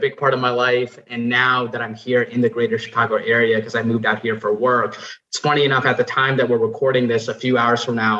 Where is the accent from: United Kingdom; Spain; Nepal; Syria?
Nepal; now in United States; I was born and raised in Nepal, moved to the U.S.